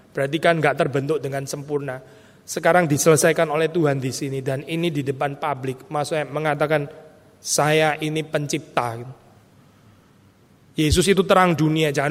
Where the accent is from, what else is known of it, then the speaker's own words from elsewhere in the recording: Gempol, East Java, Indonesia; Dia dipijat di Gempol, kota kecil saya, Jawa Timur.